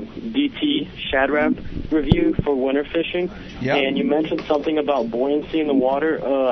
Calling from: Philadelphia, Pennsylvania, United States; I'm calling from Philadelphia, PA.

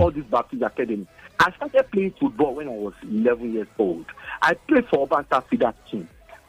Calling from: Lagos, Nigeria; I'm calling from Ojota.

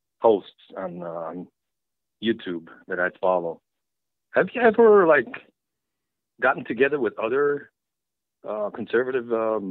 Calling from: New York City, New York, United States; I'm calling from Brooklyn.

